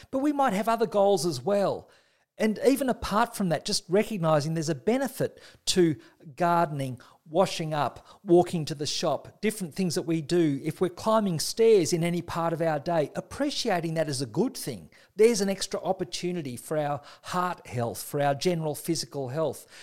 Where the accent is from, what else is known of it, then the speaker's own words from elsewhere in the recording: Australia; as an Australian